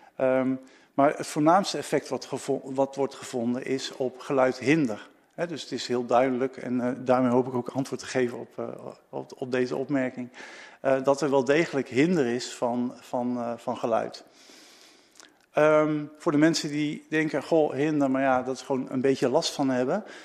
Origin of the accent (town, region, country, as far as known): Netherlands